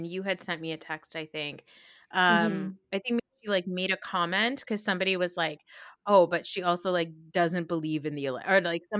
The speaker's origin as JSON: {"language": "English", "region": "Maryland", "country": "United States", "tie": "born there", "said": "I was born in Maryland."}